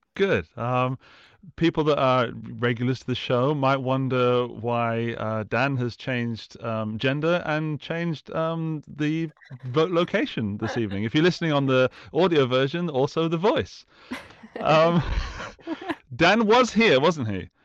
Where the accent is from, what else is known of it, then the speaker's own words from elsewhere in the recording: United Kingdom; as a Brit